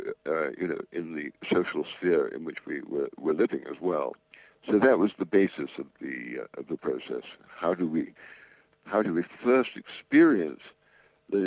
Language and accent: English; England, United Kingdom; moved away as an adult; also born or lived in New York; I'm English. I was born in 1940, educated in England, qualified as an architect